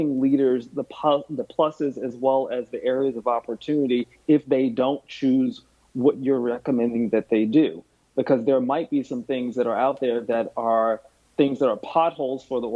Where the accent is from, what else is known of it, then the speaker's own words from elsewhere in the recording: the South, United States; accent: twang; moved away as an adult; also born or lived in Park Ridge, New Jersey; I'm from the South, and I have a twang in my accent